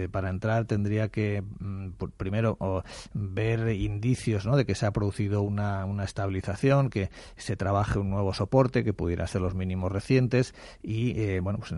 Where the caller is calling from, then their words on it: Madrid, Community of Madrid, Spain; Soy … de Madrid.